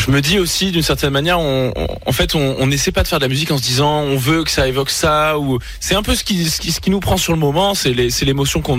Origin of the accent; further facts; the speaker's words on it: Aix-en-Provence, Provence-Alpes-Côte d'Azur, France; On vient d'Aix-en-Provence